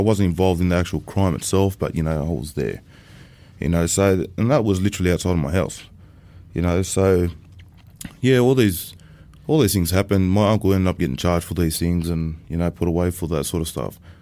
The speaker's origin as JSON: {"language": "English", "town": "Sydney", "region": "New South Wales", "country": "Australia", "tie": "born or raised there", "also_born_or_lived": "Sunshine Coast", "said": "I come from um, a place called Bankstown, based in Sydney. I was raised up around that area for the first part of my childhood, up until teenage years."}